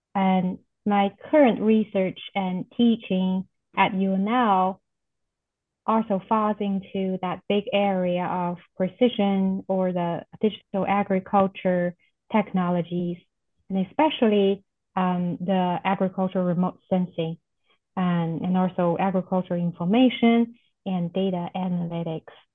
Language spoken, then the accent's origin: English; China; moved away as an adult; also born or lived in Oklahoma, United States; now in Nebraska, United States; I am originally from China and I came to US for graduate st study